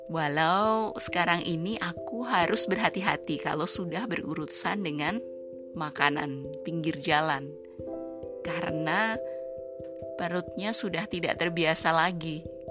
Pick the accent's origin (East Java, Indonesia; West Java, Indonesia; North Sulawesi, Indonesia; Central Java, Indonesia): Central Java, Indonesia; Surakarta; moved away as an adult; now in Sweden; di Solo, di tempat asalku